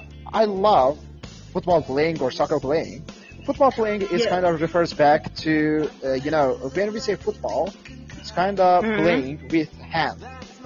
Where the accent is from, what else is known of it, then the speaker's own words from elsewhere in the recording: Iran; I'm from Iran.